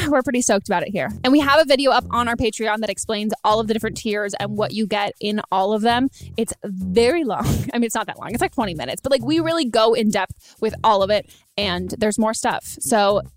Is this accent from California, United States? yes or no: yes; California, United States; I grew up in California.